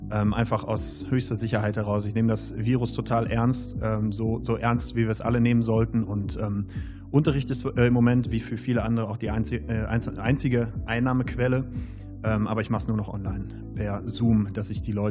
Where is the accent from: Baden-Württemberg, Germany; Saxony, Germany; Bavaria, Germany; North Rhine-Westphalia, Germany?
North Rhine-Westphalia, Germany; Wadersloh; now in Cologne, Germany; aus dem ganz östlich, südöstlichsten Zipfel, aus Wadersloh. Das ist ein schönes kleines Dorf